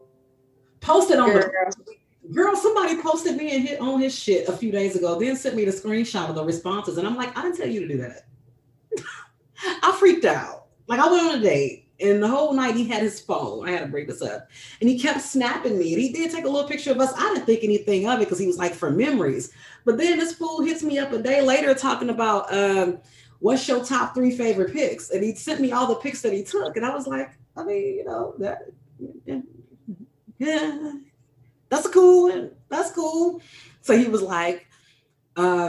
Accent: St. Louis, Missouri, United States; I was from St. Louis

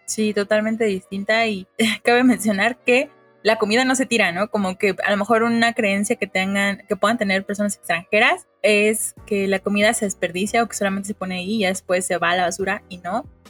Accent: Mexico; como mexicanos

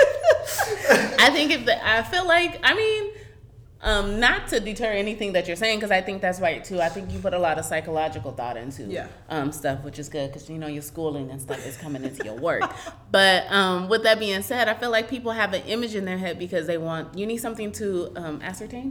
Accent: Arizona, United States; growing up in Arizona

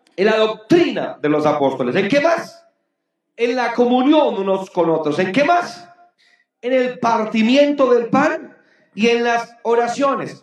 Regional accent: Boyacá, Colombia; mi tierra boyacense bella

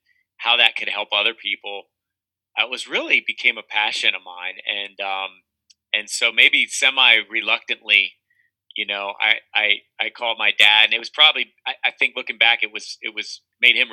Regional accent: Carlisle, Pennsylvania, United States; Born and raised in Carlisle, Cumberland County, Central PA.

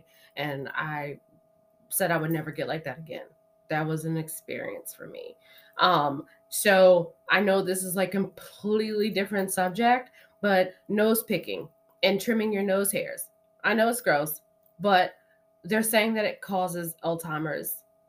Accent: Maryland, United States; I do. I'm from Maryland.

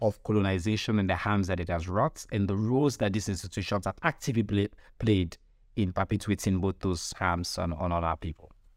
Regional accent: Sierra Leone; I'm from Sierra Leone

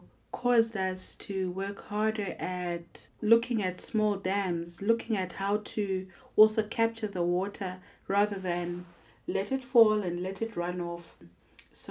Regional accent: Zimbabwe; I'm visiting from Zimbabwe.

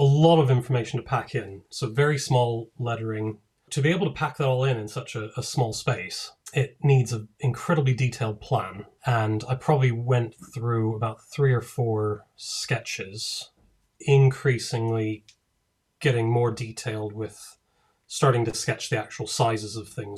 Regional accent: Denver, Colorado, United States; moved away as an adult; also born or lived in Durham; now in United Kingdom; But originally I'm from the States. I'm from Denver. And in 2003, I moved to the UK for university. And I've been here ever since.

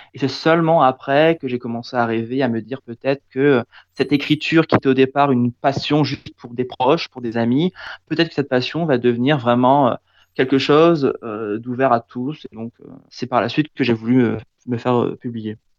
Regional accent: Picardy, Hauts-de-France, France; chez moi en Picardie

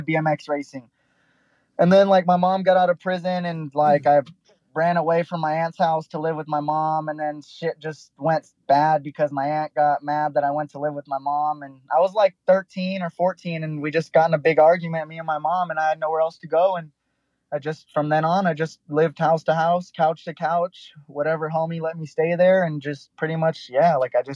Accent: Santa Clarita, California, United States; moved away; also born or lived in Texas; I grew up in a place called Santa Clarita

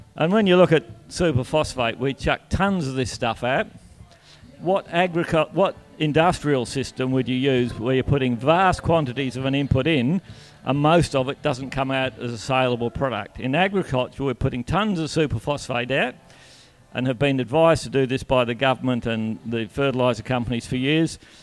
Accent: Donnybrook, Western Australia, Australia; I grew up in Donnybrook

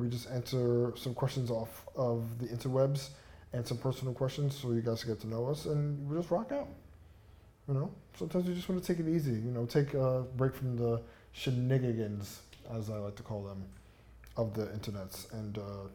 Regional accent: New York City, New York, United States; I am born and raised in Canarsie, Brooklyn, USA

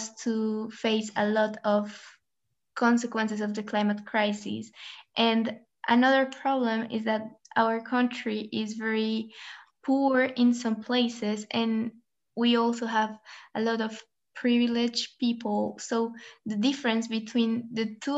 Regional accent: Colombia; now in Switzerland; I am from Colombia, but I am currently living in Switzerland.

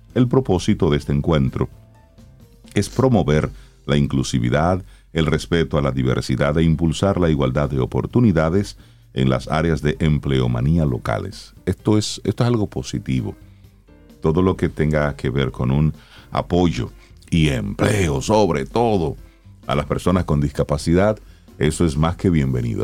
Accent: Salcedo, Hermanas Mirabal, Dominican Republic; yo que soy de Salcedo

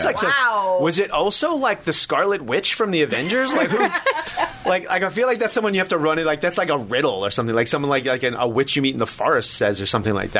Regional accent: New York, United States; I grew up in New York

